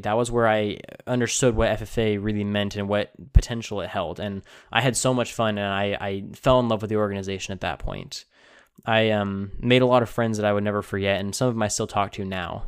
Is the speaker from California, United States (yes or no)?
yes; Tulare, California, United States; I grew up in Tulare, California, which is a uh, you know a very agricultural town